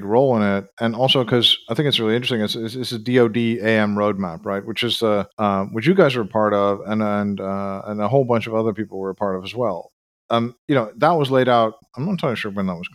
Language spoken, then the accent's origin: English; Netherlands; I'm from the Netherlands